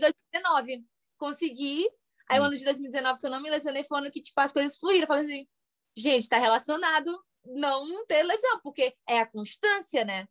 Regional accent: Fortaleza, Ceará, Brazil; moved away as an adult; now in United States; Eu sou de Fortaleza e fiquei no Rio

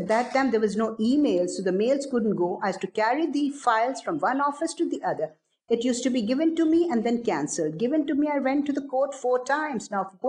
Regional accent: Bangladesh; now in Pakistan; That was my first trip in an aircraft, other than when I came from Bangladesh to Karachi via Colombo.

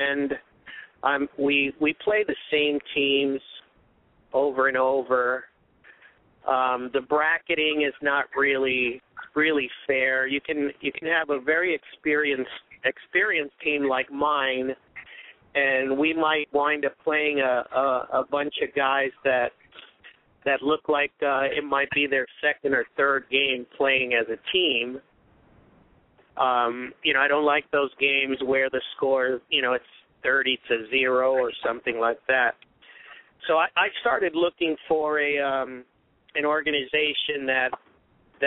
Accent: New York City, New York, United States; moved away as an adult; also born or lived in Puerto Rico; now in Southern California, United States; I am from Brooklyn, New York. I was transplanted out to Southern California in September of 1980.

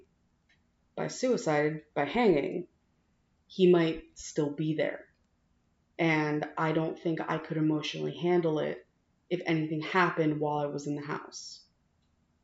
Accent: New Jersey, United States; growing up in New Jersey

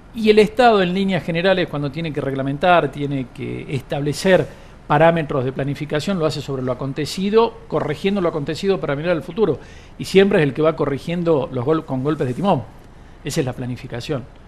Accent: Argentina

